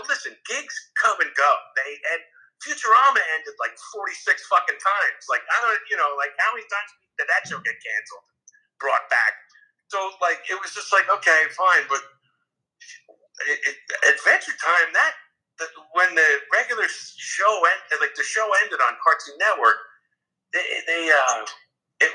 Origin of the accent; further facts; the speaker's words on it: New Jersey, United States; Growing up in Jersey, I had a really great high school theater program.